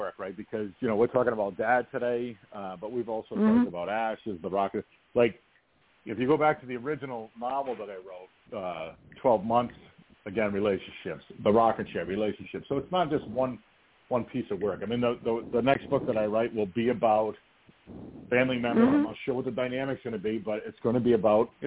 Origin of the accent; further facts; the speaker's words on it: New England, United States; I come from New England